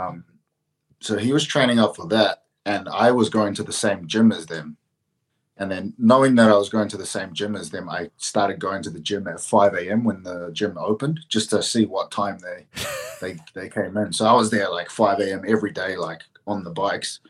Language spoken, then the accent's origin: English; Auckland, New Zealand; Auckland, my oh. hometown